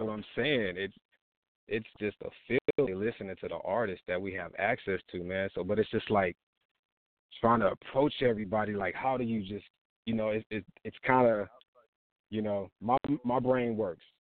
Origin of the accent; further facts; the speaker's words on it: Texas, United States; I'm from Texas, man. I'm from Texas